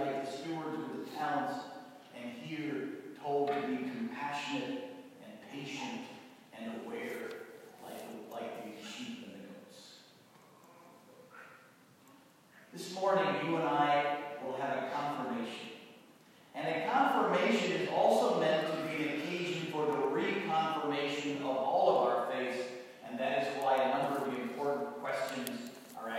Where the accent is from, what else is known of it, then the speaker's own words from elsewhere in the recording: New England, United States; I come from New England. My father was a doctor